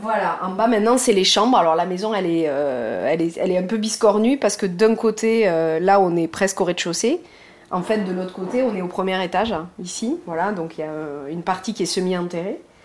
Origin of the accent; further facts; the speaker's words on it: Pradines, Occitania, France; moved away; also born or lived in Toulouse; j'ai grandi dans le Lot